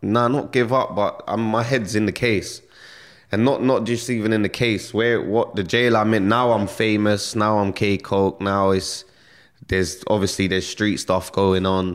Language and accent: English; London, United Kingdom; I grew up in Stonebridge, Northwest London